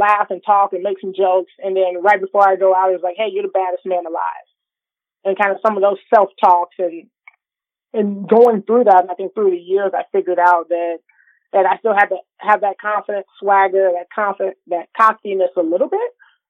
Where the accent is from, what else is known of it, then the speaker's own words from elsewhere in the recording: Illinois, United States; growing up in Illinois